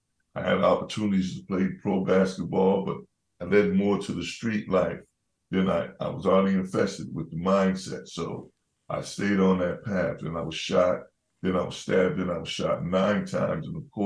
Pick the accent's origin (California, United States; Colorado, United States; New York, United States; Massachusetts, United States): Massachusetts, United States; Boston; I grew up in Bromley Heath Housing Development and the projects, as they call it, the bricks, you know.